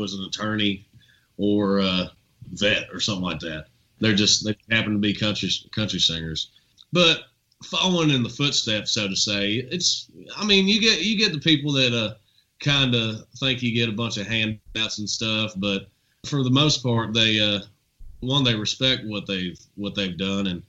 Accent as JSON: {"language": "English", "town": "Nicholasville", "region": "Kentucky", "country": "United States", "tie": "born or raised there", "also_born_or_lived": "Lexington, Kentucky", "said": "where I was raised"}